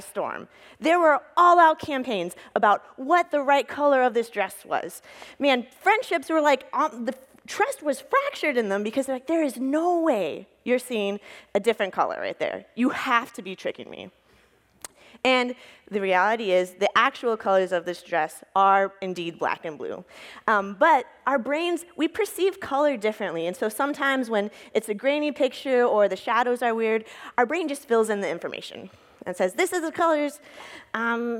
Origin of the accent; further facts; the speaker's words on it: Texas, United States; moved away as an adult; now in Duluth, United States; I grew up in Texas and then moved to Duluth in 2014